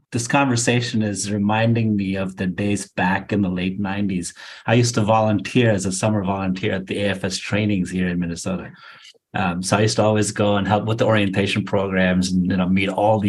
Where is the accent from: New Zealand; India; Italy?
India; moved away; I come from India originally.